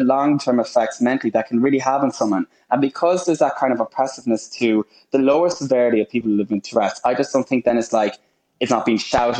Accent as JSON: {"language": "English", "country": "Ireland", "moved": "yes", "lives_now": "United Kingdom", "said": "I am Irish through and through and so proud to be from Ireland"}